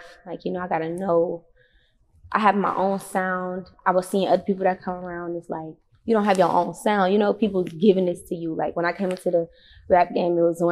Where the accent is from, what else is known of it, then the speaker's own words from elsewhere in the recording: Detroit, Michigan, United States; I'm from Joy Road 89, straight up off the freeway